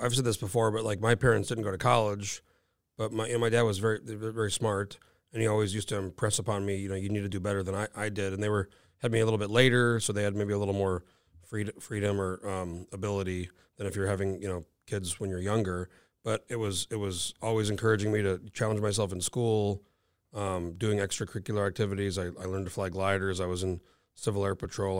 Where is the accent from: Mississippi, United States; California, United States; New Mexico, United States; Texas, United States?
New Mexico, United States; moved away as an adult; now in Alaska, United States; I'm from New Mexico.